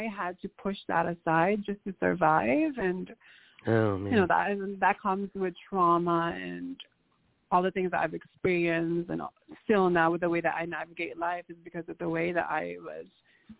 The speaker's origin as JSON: {"language": "English", "town": "Angeles City", "region": "Central Luzon", "country": "Philippines", "tie": "born or raised there", "also_born_or_lived": "Nevada, United States", "moved": "yes", "lives_now": "United States", "said": "I was born in the Philippines in the province called Angeles City, Pampanga, and it's a very Catholic-run"}